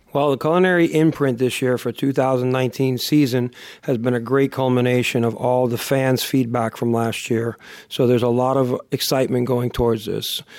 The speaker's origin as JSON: {"language": "English", "town": "Miami", "region": "Florida", "country": "United States", "tie": "born or raised there", "also_born_or_lived": "Boston / Ohio", "said": "I consider myself a, a native South Floridian, especially since, uh, I've been on, in South Florida for over thirty-five years, I was born in the, in the New England, Boston region, uh, for a short period of time and, and, and traveled a little bit with the success of my parents, uh, to Ohio, but primarily, uh, Miami has been what I call home"}